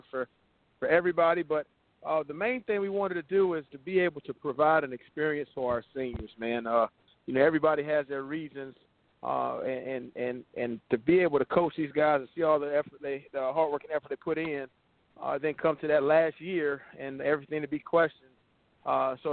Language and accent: English; Sumter, South Carolina, United States; also born or lived in Columbia, South Carolina; I got my first head coaching job in my hometown. I played at Sumter High School